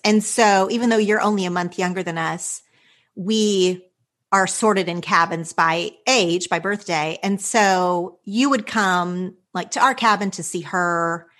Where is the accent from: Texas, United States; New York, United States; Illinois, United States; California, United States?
Texas, United States; my hometown was about 2 hours from Dallas.